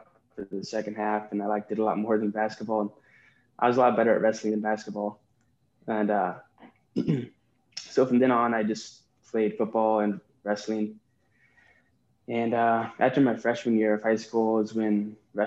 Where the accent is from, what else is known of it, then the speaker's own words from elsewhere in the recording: Southeast Iowa, United States; I grew up in Southeast Iowa, and I just work on my family's farm